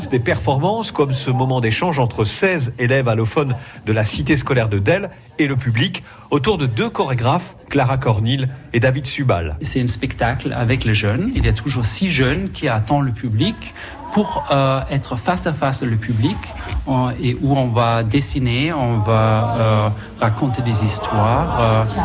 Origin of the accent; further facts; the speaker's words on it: Guinea; je, je viens de la Guinée-Conakry.